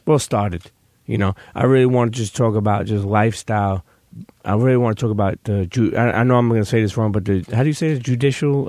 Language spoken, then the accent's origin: English; New York City, New York, United States; somebody growing up in Brooklyn